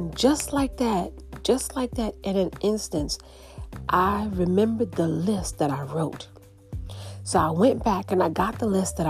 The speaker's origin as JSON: {"language": "English", "town": "New York City", "region": "New York", "country": "United States", "said": "I'm from New York City"}